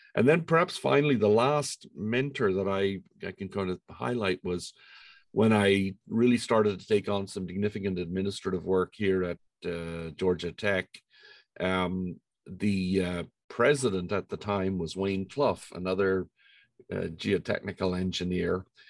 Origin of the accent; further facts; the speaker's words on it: Ireland; moved away as an adult; I was born in Ireland and um, grew up there uh, through all of my schooling and my undergraduate degrees